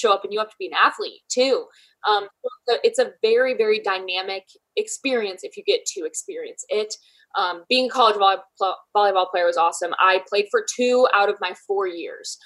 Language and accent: English; Michigan, United States; now in Columbus, United States; I'm from Michigan, but I live in Columbus, Ohio.